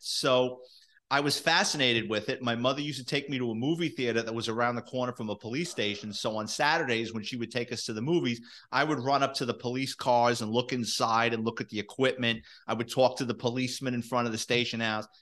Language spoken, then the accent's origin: English; New York City, New York, United States; me growing up in the Bronx in New York City in the seventies and eighties